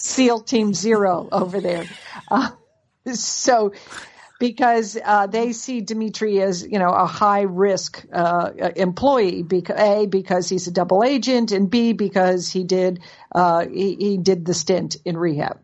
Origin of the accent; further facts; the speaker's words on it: Connecticut, United States; our mother, who lived in Connecticut, where we grew up in Connecticut